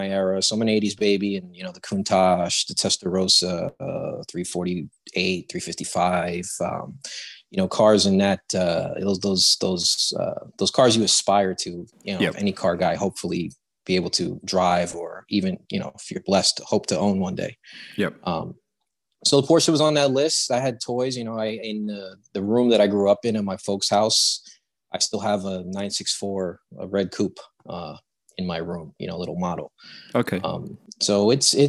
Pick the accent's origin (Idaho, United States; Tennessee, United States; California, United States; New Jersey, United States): New Jersey, United States; I've been born and raised in New Jersey. I'm about an hour outside of New York City, so pretty much between Philadelphia and New York City.